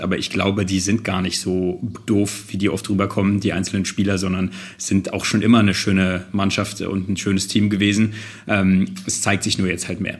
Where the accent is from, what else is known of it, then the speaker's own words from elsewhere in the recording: Germany; ich bin selbst Deutscher, ich lebe hier in Deutschland und bin Deutscher